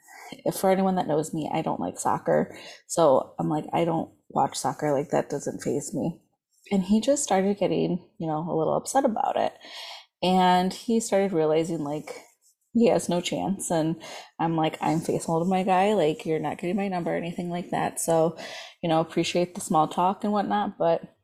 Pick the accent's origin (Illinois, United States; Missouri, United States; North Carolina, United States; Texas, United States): Illinois, United States; Chicago; I'm from the Chicagoland area